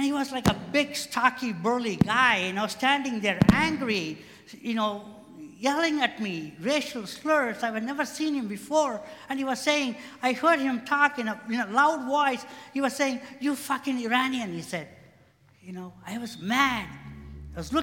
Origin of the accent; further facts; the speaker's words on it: India; moved away as an adult; also born or lived in Indiana, United States; now in United States; I came from India to Indiana to go to grad school. I was 20-something